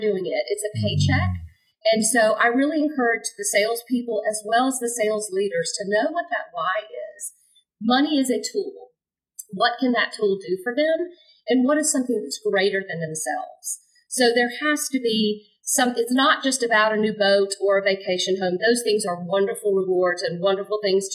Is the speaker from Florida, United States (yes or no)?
yes; Jacksonville, Florida, United States; right here in my hometown, Jacksonville, Florida